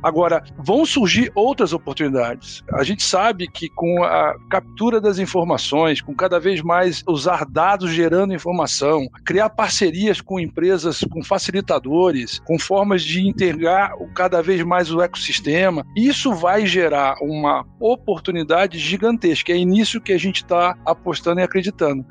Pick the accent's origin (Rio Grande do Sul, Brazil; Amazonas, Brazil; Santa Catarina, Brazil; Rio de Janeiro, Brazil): Rio de Janeiro, Brazil; Minha origem, é eu sou do Rio de Janeiro